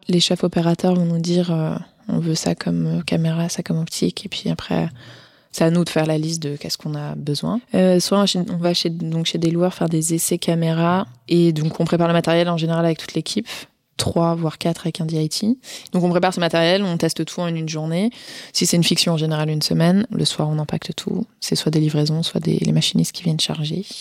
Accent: Ardèche, Auvergne-Rhône-Alpes, France; moved away as an adult; also born or lived in Paris; Je viens d'Ardèche à la base

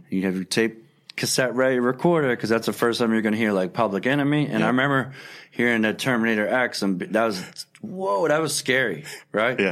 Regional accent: Philadelphia, Pennsylvania, United States; I grew up on Second and Pine

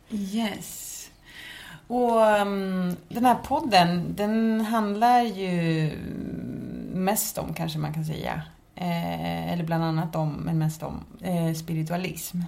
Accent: Märsta, Stockholm County, Sweden; born or raised there; moved away as an adult; also born or lived in Chile / Södermalm, Stockholm; now in Malmö, Sweden

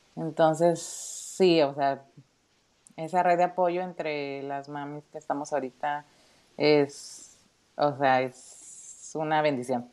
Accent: Tijuana, Baja California, Mexico; accent: norteña; moved away as an adult; now in Ingolstadt, Germany; soy originaria de Tijuana, México, soy norteña, ahí por si escuchan mi acento

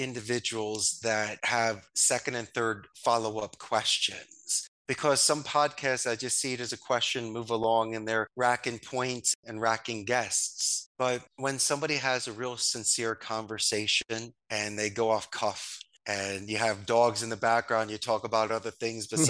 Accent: Philadelphia, Pennsylvania, United States; moved away as an adult; I'm from Northeast Philadelphia. Spanish was my second language. Moved here at 27

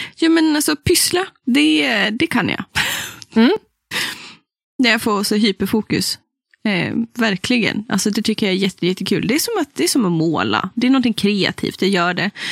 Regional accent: Västernorrland County, Sweden; där jag har vuxit upp i liksom Ådalen, Ångermanland

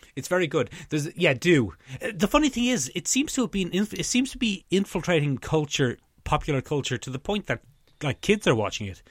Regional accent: Ireland; as Irish people of our approximate generation

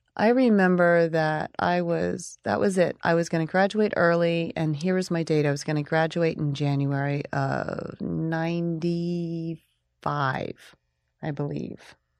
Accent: Oklahoma, United States; me growing up in Oklahoma

